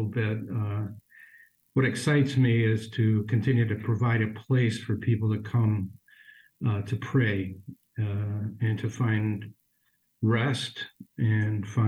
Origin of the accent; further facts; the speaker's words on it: Chicago, Illinois, United States; I'm a Chicagoan, was ordained for the Archdiocese